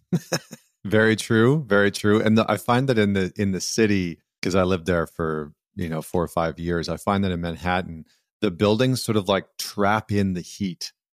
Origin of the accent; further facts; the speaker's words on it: Alberta, Canada; also born or lived in Vancouver / upstate New York; now in New York, United States; I grew up in Alberta where, you know, six months out of the year, it's like minus thirty